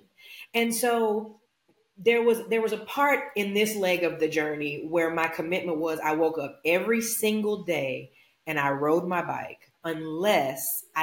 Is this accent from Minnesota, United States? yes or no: no; Louisiana, United States; I'm from Louisiana